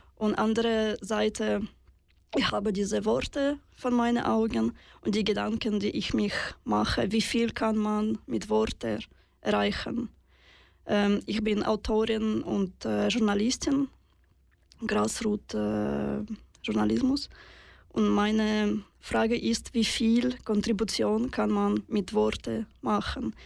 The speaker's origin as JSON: {"language": "German", "country": "Russia", "tie": "born or raised there", "second_language": "German", "moved": "yes", "lives_now": "Switzerland", "said": "ich bin in Russland geboren"}